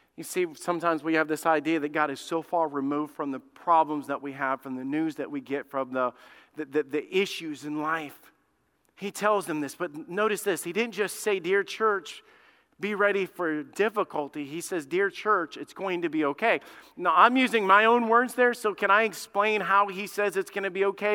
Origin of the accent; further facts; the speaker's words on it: Alabama, United States; moved away; I grew up in Alabama, man. I'm, I'm a redneck